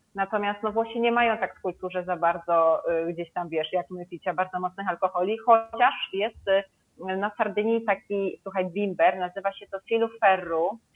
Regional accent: Kraków, Lesser Poland, Poland; now in Sardinia, Italy; ja jestem z Krakowa, więc gdzieś tam czasami chodzą za mną właśnie e, te nasze krakowskie obwarzanki

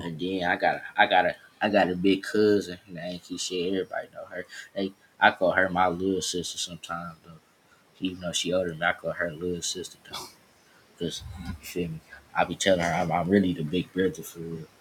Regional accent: Detroit, Michigan, United States; Same school, same neighborhood. I'm from East Warren

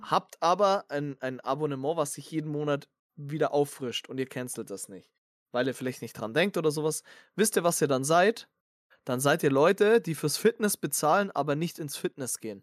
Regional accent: Bavaria, Germany; ich komme ja aus Bayern

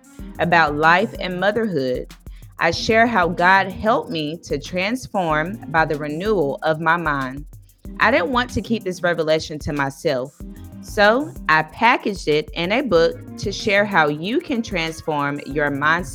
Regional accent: Washington, District of Columbia, United States; University of District of Columbia. Shout out to my hometown.

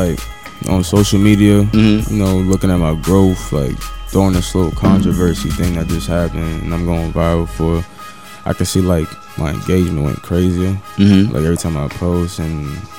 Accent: Brooklyn, New York, United States; also born or lived in Guyana; You know what I'm saying? But raised in New York.

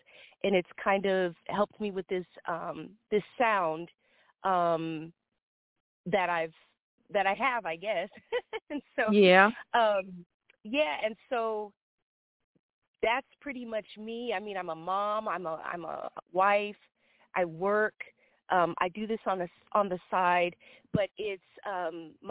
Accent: Sacramento, California, United States; moved away as an adult; also born or lived in Oakland, California; now in Los Angeles, United States; So right now I'm in Los Angeles, California, but I am from Sacramento, California

